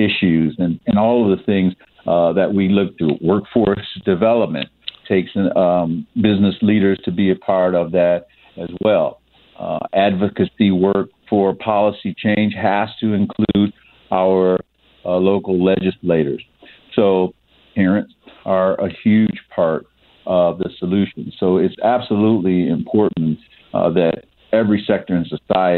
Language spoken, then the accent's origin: English; Ohio, United States; now in St. Louis, United States; my home state of Ohio